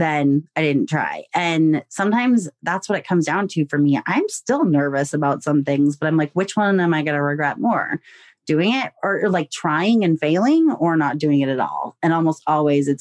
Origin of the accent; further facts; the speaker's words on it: United States; I'm American.